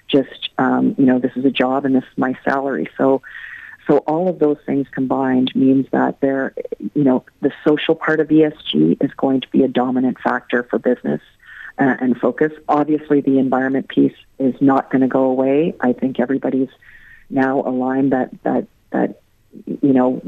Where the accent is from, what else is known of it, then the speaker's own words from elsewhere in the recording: Ireland; moved away; also born or lived in Canada; I'm originally from Ireland. My family is from and still lives in Limerick. So it's coming home in one way